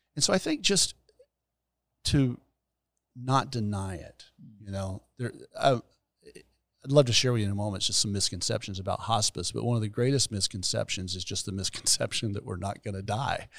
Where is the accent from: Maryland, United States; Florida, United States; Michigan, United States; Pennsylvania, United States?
Florida, United States; Gainesville; also born or lived in Fort Worth, Texas; I was born and raised here